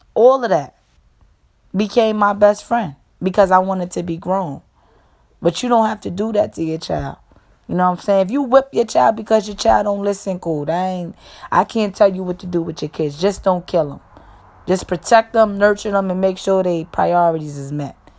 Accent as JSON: {"language": "English", "region": "New York", "country": "United States", "said": "I'm from New York"}